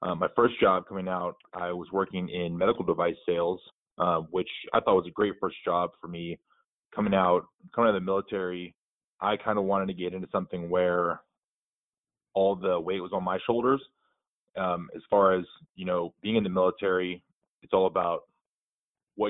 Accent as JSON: {"language": "English", "region": "Texas", "country": "United States", "tie": "born or raised there", "also_born_or_lived": "Norfolk, Virginia / San Diego", "moved": "as an adult", "said": "I grew up in Texas, a small town just south of Austin"}